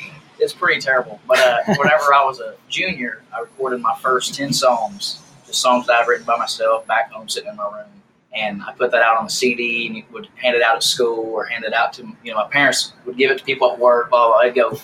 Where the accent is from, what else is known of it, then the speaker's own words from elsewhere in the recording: Greensburg, Indiana, United States; moved away as an adult; Yeah, man, I grew up in a small town called Greensburg, Indiana. Well, it was about 15 miles south is where I grew up, but that's the biggest city, the biggest town closest to where I was raised.